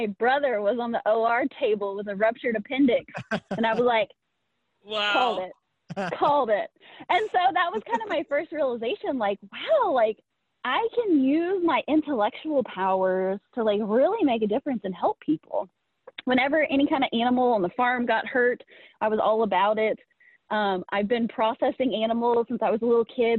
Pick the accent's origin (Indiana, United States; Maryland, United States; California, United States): Indiana, United States; also born or lived in Kansas City; So I'm from the Midwest. I'm from Indiana originally.